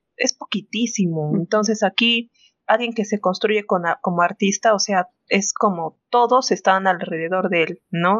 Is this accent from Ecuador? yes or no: no; Peru; nosotros Mm, como peruanos